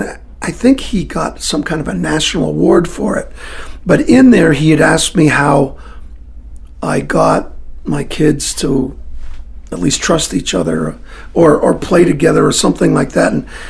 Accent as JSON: {"language": "English", "region": "Scotland", "country": "United Kingdom", "said": "Yeah, I'm Scottish."}